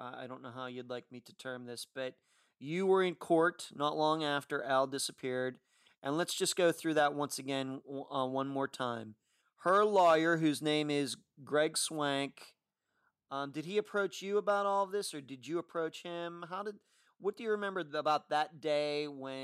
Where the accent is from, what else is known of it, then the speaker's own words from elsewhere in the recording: Leechburg, Pennsylvania, United States; growing up in Armstrong County